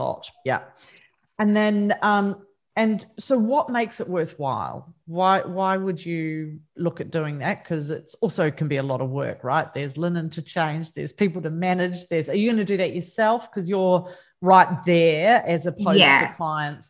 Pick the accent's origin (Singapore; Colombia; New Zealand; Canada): New Zealand; being a Kiwi girl